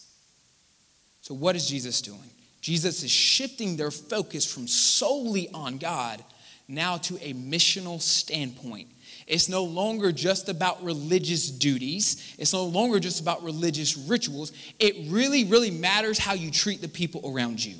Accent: Charleston, United States; some of y'all say I talk too fast, and I do. I'm from Charleston.

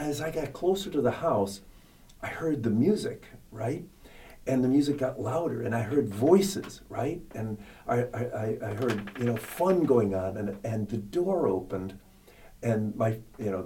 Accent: Chicago, Illinois, United States; moved away; I grew up, again, I grew up in Chicago

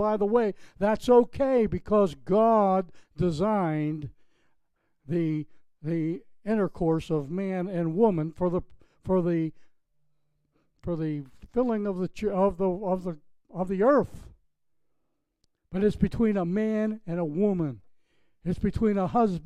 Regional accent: Pennsylvania, United States; now in Florida, United States; I'm originally from Pennsylvania

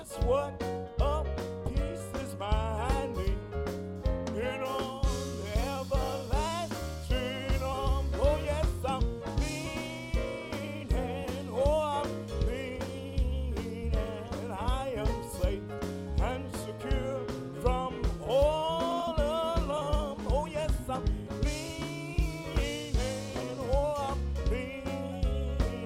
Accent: United States; my hometown in Carfax

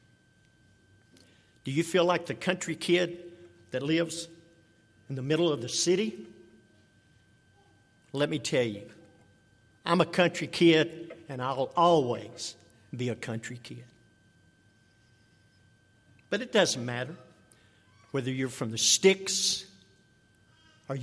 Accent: Pine Mills, Texas, United States; I grew up in the Pine Mills community

